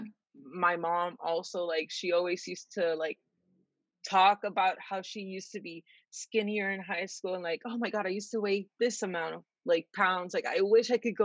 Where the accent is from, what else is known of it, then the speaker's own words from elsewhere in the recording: San Juan, Puerto Rico; moved away as an adult; now in United States; I'm from San Juan, Puerto Rico